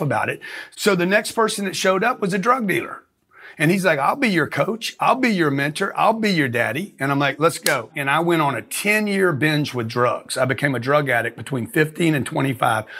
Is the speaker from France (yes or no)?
no; Lake Charles, Louisiana, United States; I grew up in Lake Charles, Louisiana, a refinery town